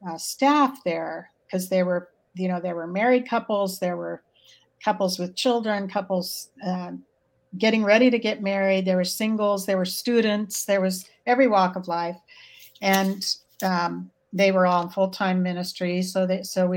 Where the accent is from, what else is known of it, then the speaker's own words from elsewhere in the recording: California, United States; moved away as an adult; also born or lived in Montana / Idaho / Oregon / Utah; now in Portland, United States; We grew up in California, but we've adult lives have been in Montana and Idaho and Oregon, Utah